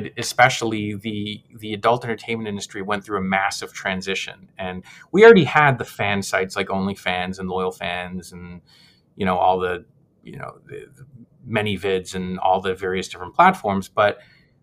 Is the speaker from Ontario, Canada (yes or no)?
no; Montreal, Quebec, Canada; I'm actually was born in Montreal. I'm Canadian myself